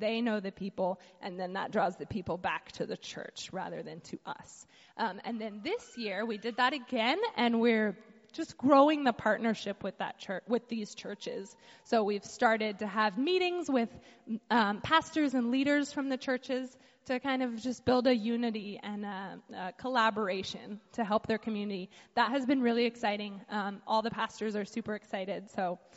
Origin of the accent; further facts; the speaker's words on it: United States; moved away as an adult; now in Haiti; growing up in the United States, you know, my parents taught me about how to budget